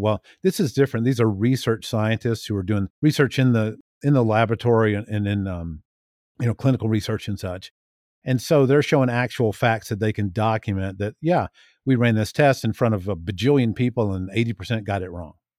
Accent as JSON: {"language": "English", "town": "Tallahassee", "region": "Florida", "country": "United States", "moved": "yes", "lives_now": "Billings, United States", "said": "I'm from Tallahassee, Florida, and I currently live near Billings, Montana"}